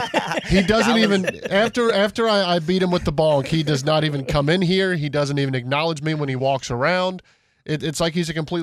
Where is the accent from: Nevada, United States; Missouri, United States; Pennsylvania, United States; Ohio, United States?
Ohio, United States; Cincinnati; growing up in Cincinnati